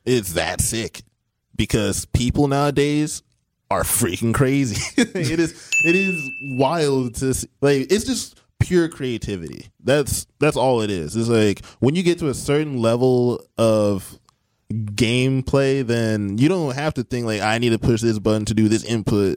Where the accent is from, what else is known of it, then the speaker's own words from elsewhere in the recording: Beloit, Wisconsin, United States; I am from Beloit, Wisconsin. Went to Beloit Memorial High School.